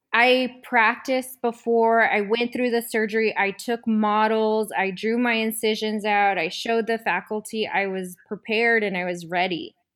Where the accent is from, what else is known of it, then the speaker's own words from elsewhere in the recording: southern New Mexico, United States; also born or lived in Southern California; I'm originally from New Mexico. It's a super small town in southern New Mexico, really close to Texas.